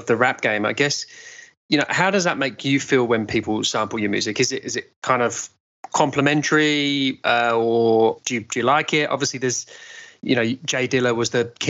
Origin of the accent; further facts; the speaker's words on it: England, United Kingdom; now in Australia; as an Englishman living in Australia